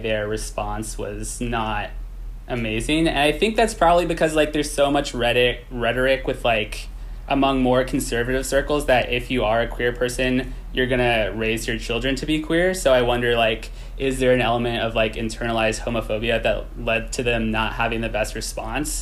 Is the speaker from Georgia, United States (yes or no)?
no; Berkeley, California, United States; Very East Bay, like, Berkeley upbringing